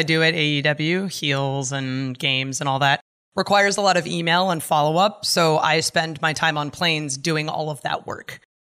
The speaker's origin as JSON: {"language": "English", "region": "California", "country": "United States", "tie": "born or raised there", "said": "I grew up in California and I moved away, so that should tell you something."}